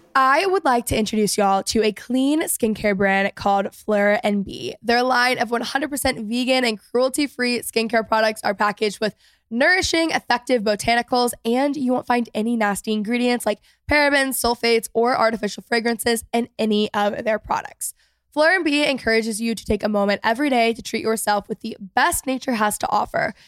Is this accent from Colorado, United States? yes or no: no; outside of Dallas, Texas, United States; I grew up outside of Dallas